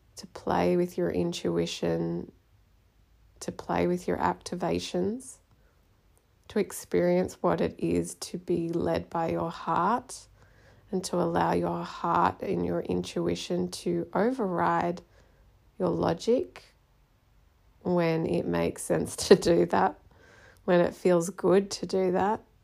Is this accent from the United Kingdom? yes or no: no; Australia; So, I am Australian, but my mother is from India and my dad was from Hong Kong.